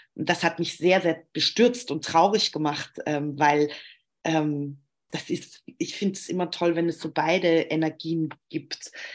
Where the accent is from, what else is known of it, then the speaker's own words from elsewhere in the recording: Germany; ich komme aus Deutschland